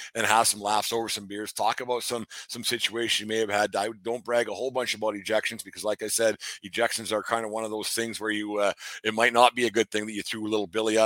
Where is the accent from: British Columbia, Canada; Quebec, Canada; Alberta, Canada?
Alberta, Canada; Fort Macleod; moved away; I was back in my hometown of Fort McLeod